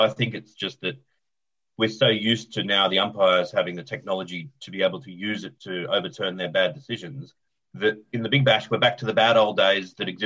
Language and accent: English; Australia; as an Australian